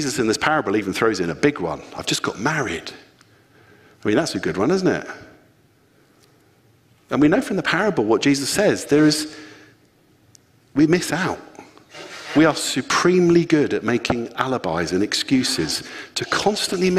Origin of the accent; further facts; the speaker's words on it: Luton, East of England, United Kingdom; I'm from Luton